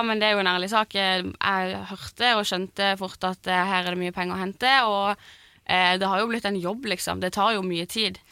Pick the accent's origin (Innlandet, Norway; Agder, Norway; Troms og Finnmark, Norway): Agder, Norway; Lyngdal; now in Oslo, Norway; jeg er jo fra Lyngdal